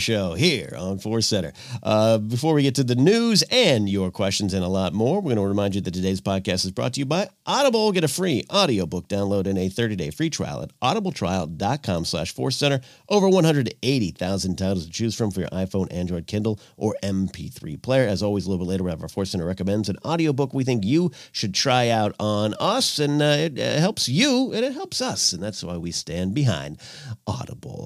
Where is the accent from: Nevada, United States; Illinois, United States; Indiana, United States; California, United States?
California, United States; Arroyo Grande; moved away as an adult; I had moved out of my hometown in nineteen ninety-eight